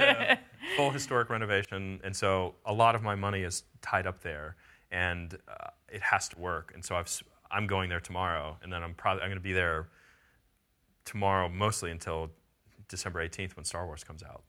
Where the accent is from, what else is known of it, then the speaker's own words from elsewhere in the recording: near Pittsburgh, Pennsylvania, United States; also born or lived in Southeast Ohio / Bakersfield; now in Austin, United States; I grew up near Pittsburgh